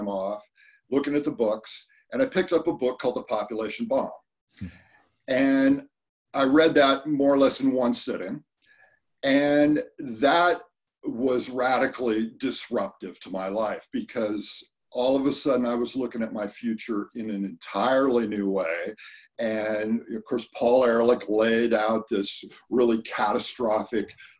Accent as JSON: {"language": "English", "region": "California", "country": "United States", "tie": "born or raised there", "said": "growing up in California, spent a lot of time going to the Sierras"}